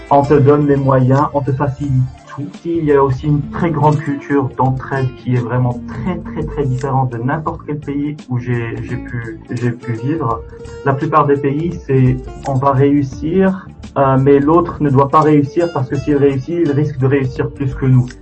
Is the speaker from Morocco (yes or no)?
yes; Morocco; now in Estonia; en tant que Marocain